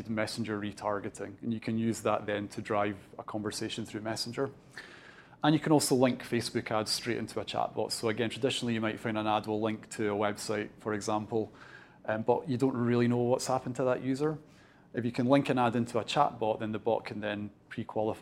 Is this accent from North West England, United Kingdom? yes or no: no; Dunfermline, Scotland, United Kingdom; I'm originally from Fife. So I'm born and bred Dunfermline